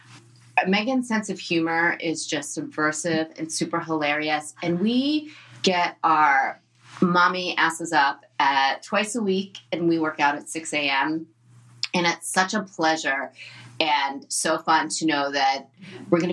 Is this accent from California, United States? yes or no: no; New Jersey, United States; I am Jewish from Jersey, and I look like I'm Jewish from Jersey